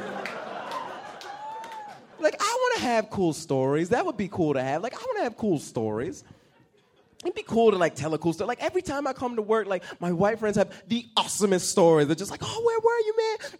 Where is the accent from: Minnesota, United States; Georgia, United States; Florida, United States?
Georgia, United States; Atlanta; I'm from Atlanta